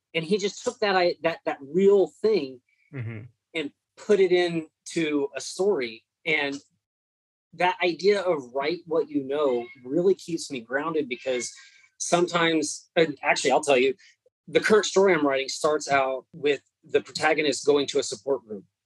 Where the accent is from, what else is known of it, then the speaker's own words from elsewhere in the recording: California, United States; moved away as an adult; now in Texas, United States; I grew up in California, but I've been in Texas for holy cow since 2006